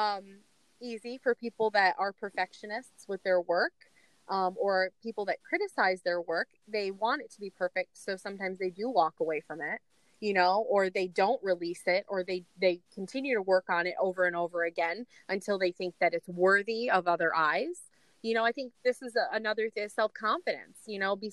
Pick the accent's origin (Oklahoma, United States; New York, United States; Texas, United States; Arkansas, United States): New York, United States; New York City; I'm still from New York City